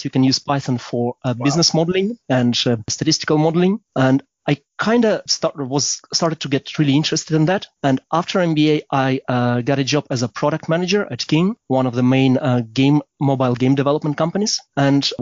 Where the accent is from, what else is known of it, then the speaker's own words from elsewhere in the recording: Kyiv, Ukraine; also born or lived in London; now in Berlin, Germany; I'm from Kyiv, Ukraine originally